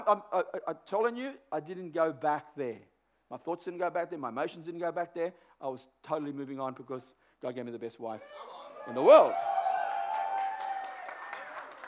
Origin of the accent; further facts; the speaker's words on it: Australia; I know a guy that I grew up with in Burwood area